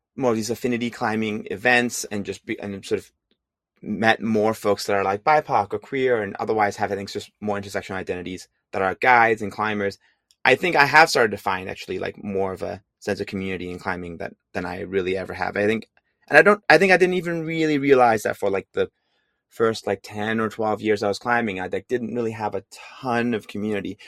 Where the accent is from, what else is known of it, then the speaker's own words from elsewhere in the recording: Hong Kong; moved away as an adult; also born or lived in San Francisco, California; now in California, United States; I'm originally from Hong Kong